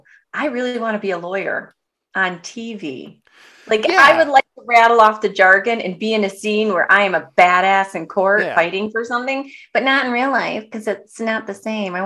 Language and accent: English; Detroit, Michigan, United States; I grew up in Detroit.